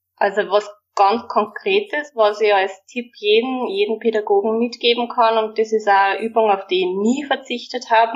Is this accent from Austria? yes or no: yes; Waldviertel, Lower Austria, Austria; bei uns im Waldviertel